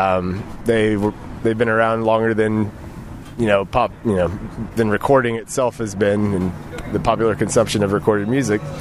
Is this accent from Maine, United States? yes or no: no; Austin, Texas, United States; also born or lived in New York; I'm a songwriter from Austin